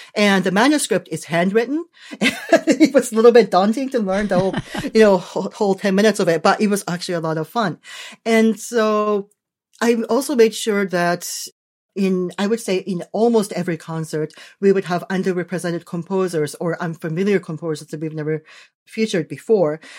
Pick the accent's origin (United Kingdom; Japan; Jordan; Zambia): Japan; moved away; I was born in Japan